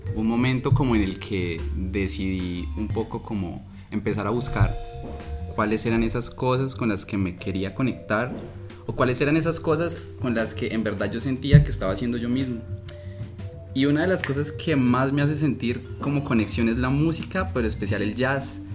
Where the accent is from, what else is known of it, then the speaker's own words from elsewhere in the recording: Colombia; moved away as an adult; also born or lived in Heredia, Costa Rica; now in Costa Rica; yo llevaba eh, un año y medio más o menos viviendo en Costa Rica, yo soy colombiano